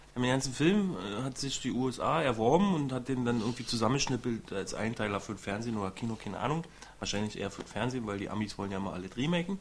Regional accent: East Germany, Germany; ich bin ja selber Ossi

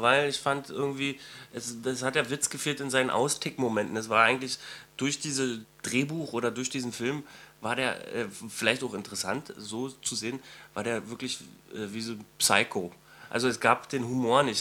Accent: East Germany, Germany; ich bin selber ein Ossi

